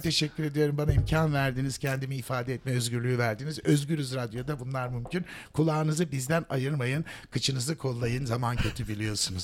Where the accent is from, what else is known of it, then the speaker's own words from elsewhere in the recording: Turkey; benim ülkemin